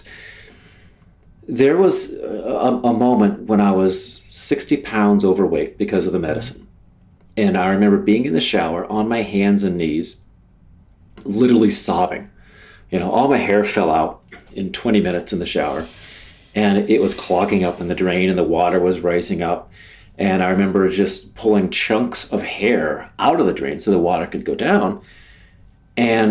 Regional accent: Ohio, United States; moved away; also born or lived in Jacksonville, Florida; this normal Midwest guy from a little place in Ohio, where my backyard was a bean field or a cornfield.

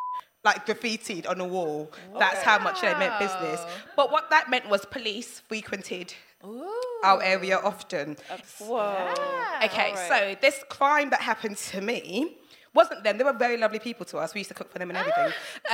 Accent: Dagenham, London, United Kingdom; So I was brought up in Dagenham.

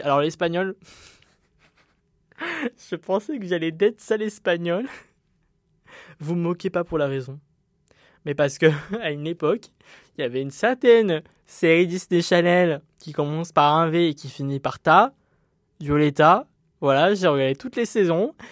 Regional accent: Montpellier, Occitania, France; also born or lived in Uzès; je suis euh, de Montpellier, donc je me retrouve à Uzès

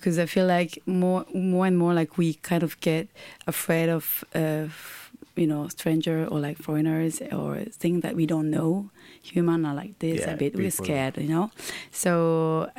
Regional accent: Tokyo, Japan; Tokyo is the city I was born

